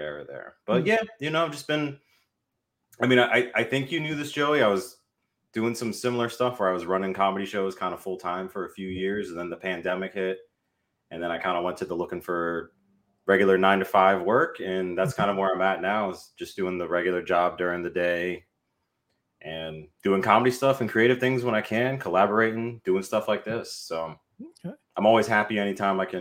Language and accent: English; Northern Virginia, United States; moved away as an adult; also born or lived in Washington, D.C.; now in Baltimore, United States; I grew up in the Northern Virginia area